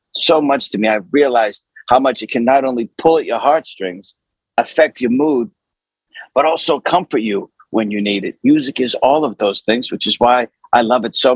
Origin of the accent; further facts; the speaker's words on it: Boston, Massachusetts, United States; now in Sherman Oaks, United States; Southie, South Boston, I grew up in the D Street Projects, Lower West Broadway